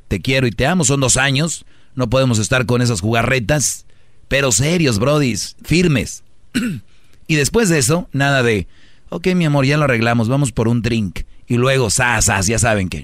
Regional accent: Jalisco, Mexico; yo soy de Jalisco

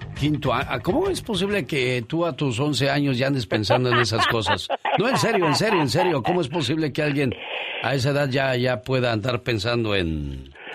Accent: Morelos, Mexico; moved away; Un día salí de Morelos, pero Morelos nunca salió de mí

